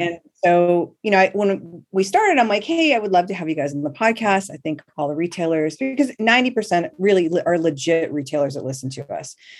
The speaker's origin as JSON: {"language": "English", "town": "Manhattan Beach", "region": "California", "country": "United States", "tie": "born or raised there", "said": "we grew up in Manhattan Beach"}